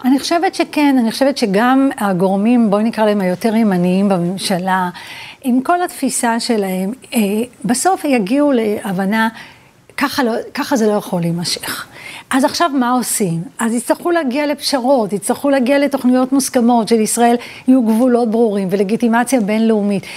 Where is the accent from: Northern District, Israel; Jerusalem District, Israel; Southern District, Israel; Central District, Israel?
Central District, Israel; Petah Tikva; also born or lived in Vilnius / Pardes Rubin (Givat Shmuel); ואז עברנו לפתח תקווה, אה, לשכונת ילדותי